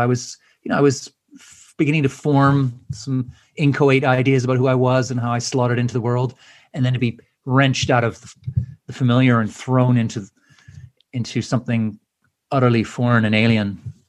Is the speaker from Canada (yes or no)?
yes; Edmonton, Alberta, Canada; I was just wandering around a academic fair in my hometown in Edmonton